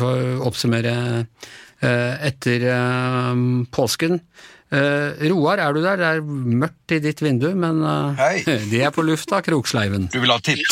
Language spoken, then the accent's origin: Norwegian; Ås, Akershus, Norway; jeg kommer fra Ås, det er jo nabokommune til Nesodden